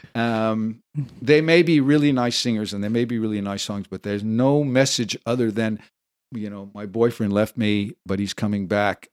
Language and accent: English; Los Angeles, California, United States; moved away as an adult; also born or lived in Hawaii; raised in, in California, in Los Angeles